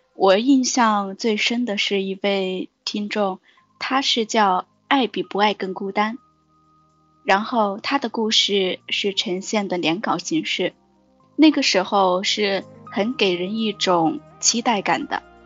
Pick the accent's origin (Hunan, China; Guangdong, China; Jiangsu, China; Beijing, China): Hunan, China; Changde; 我的家在湖南常德。湖南常德。